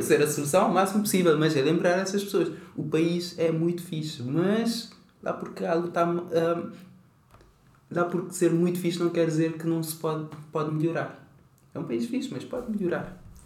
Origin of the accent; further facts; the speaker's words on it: Cape Verde; now in Portugal; sou de Cabo Verde